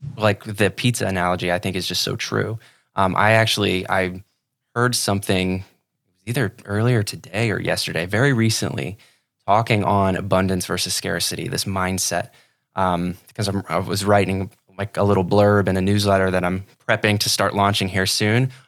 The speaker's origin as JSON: {"language": "English", "region": "Ohio", "country": "United States", "moved": "as an adult", "lives_now": "Sarasota, United States", "said": "I'm from Ohio originally"}